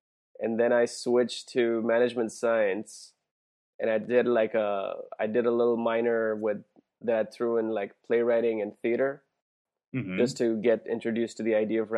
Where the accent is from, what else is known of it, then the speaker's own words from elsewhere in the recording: India; moved away as an adult; also born or lived in San Diego; I grew up in India until I went to college to San Diego.